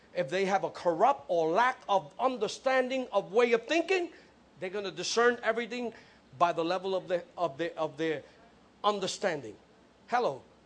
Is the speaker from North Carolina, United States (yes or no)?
no; New York City, New York, United States; I'm from the Bronx. I was grew up seeing buildings burnt down